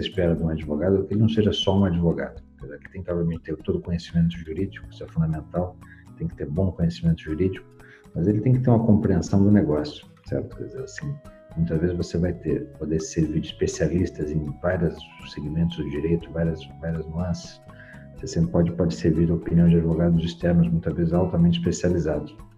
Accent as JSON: {"language": "Portuguese", "region": "São Paulo", "country": "Brazil", "also_born_or_lived": "Curitiba", "moved": "yes", "lives_now": "Campinas, Brazil", "said": "eu, sou de São Paulo, morei muitos anos em Curitiba, agora estou em Campinas"}